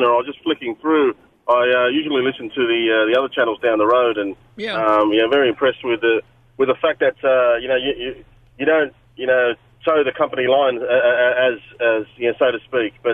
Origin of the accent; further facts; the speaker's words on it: Australia; as an Australian